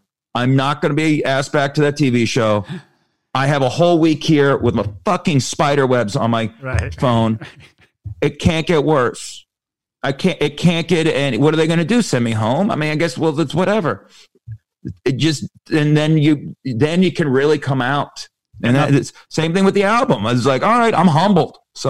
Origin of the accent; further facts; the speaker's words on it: Las Vegas, Nevada, United States; Ironically, Las Vegas. So there you go.